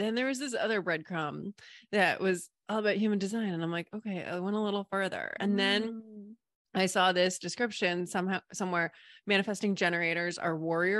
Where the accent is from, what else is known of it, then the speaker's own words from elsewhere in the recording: New England, United States; also born or lived in Hawaii / Barbados / North Carolina / Seattle; now in Sarasota, United States; So I'm in Sarasota, Florida. I'm originally from New England. Moved around a ton. I've lived in Hawaii, Barbados, North Carolina, Seattle, Oregon, Washington, D.C. And we lived in Maine for 10 years.